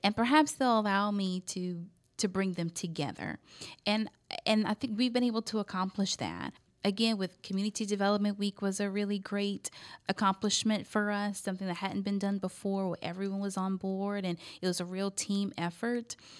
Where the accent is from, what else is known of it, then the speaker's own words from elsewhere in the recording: Scott, Louisiana, United States; also born or lived in Arkansas; now in Lafayette, United States; I grew up in Scott. That's considered out in the, the parish. That's municipality, part of Lafayette Parish